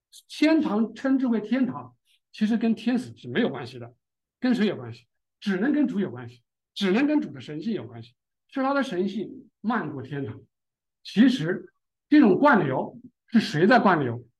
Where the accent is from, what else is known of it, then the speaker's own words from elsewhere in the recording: China; 也就是我们中国人智慧可能冥冥中有这么概念哈